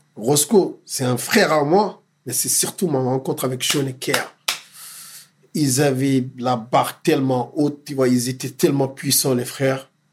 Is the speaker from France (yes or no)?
no; Dakar, Senegal; moved away; J'ai grandi à Dakar